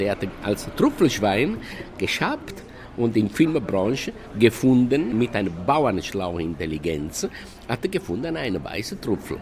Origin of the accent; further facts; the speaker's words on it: Italy; German is a second language; moved away; Ich kam aus Italien